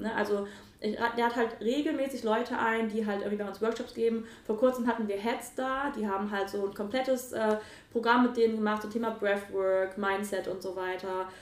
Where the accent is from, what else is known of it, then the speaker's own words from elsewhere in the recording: Nettetal, North Rhine-Westphalia, Germany; also born or lived in Mönchengladbach; Nettetal, wo ich groß geworden bin.